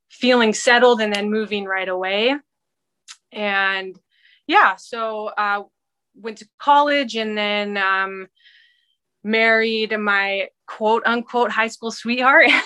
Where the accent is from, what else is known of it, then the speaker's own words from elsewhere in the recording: Canada; born there; also born or lived in Washington State / England; So I was born in Canada, and we lived in um, Washington State for a couple years, and then we moved to England for a couple years